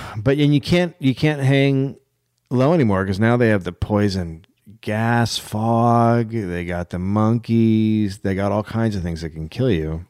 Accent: United States; I'm from America

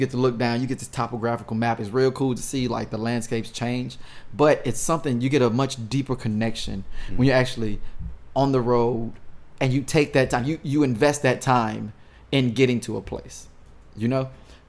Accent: St. Louis, Missouri, United States; I mean, I'm from St. Louis. I'm Midwest.

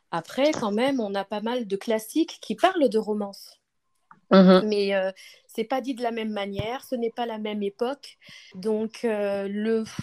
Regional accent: Paris region, Île-de-France, France; Alors moi je viens du... de région parisienne, j'habite en région parisienne et donc je vis en France.

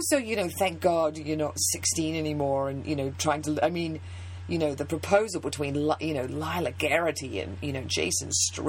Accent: New Zealand; now in United States; I've lived in America a long time. Football, I just, you know, I'm a rugby person. I mean, I'm from New Zealand

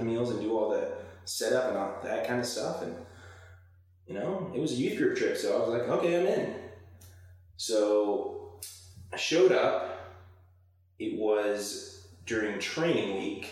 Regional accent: Bryan, Texas, United States; I'm from Bryan, Texas. My mom and dad worked at the newspaper there and then at the university. So, born and raised in Aggieland

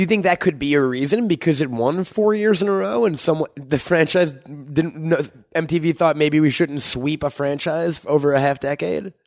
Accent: New York, United States; moved away; I'm from New York

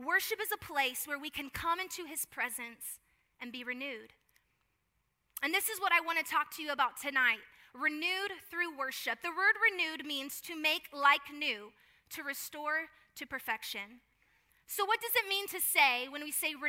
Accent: Houston, Texas, United States; also born or lived in Atlanta, Georgia / Florida; now in San Antonio, United States; I was raised in Houston

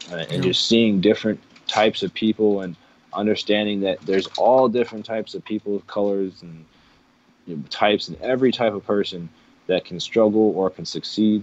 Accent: New York, United States; moved away as an adult; now in California, United States; I was also born and raised in New York

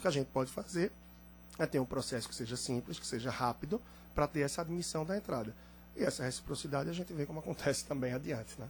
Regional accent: Brazil; somos nós brasileiros

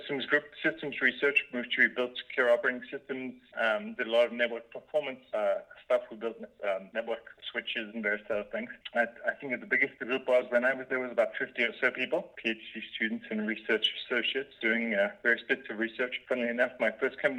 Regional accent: South Africa; moved away as an adult; also born or lived in Cambridge, United Kingdom; I grew up in South Africa

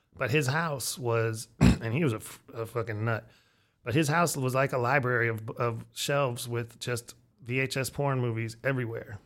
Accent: Erie, Pennsylvania, United States; growing up in Erie

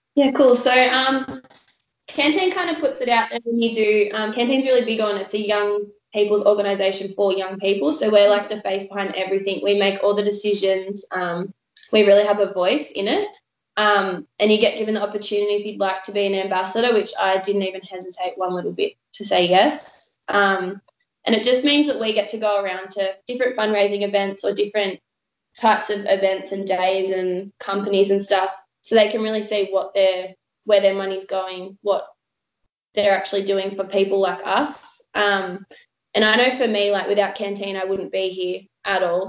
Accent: Port Macquarie, New South Wales, Australia; also born or lived in Sydney, New South Wales; we decided to move up the coast to Port Macquarie um, and start a new life up there. Um, and yeah, mum and I were really close, did like a lot of traveling and a lot of adventuring, and kind of just tried to live life to the fullest um, up there. Um, yeah, and I went to primary school up there, high school

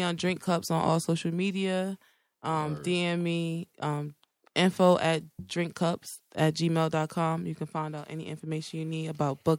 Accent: New Jersey, United States; I'm from Jersey.

